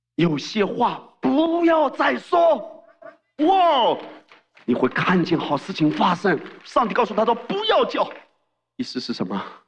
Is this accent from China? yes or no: yes; China; 我们中国人